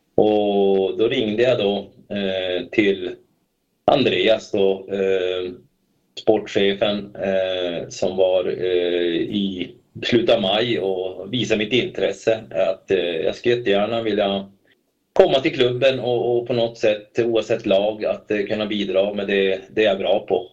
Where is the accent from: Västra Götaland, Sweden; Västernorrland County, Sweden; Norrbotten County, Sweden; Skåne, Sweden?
Norrbotten County, Sweden; Kalix; moved away as an adult; now in Stockholm, Sweden; jag är uppvuxen då i Kalix